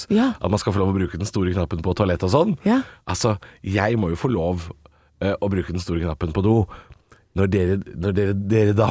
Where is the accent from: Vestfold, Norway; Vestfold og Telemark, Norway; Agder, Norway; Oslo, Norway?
Oslo, Norway; Ja, vi vokste opp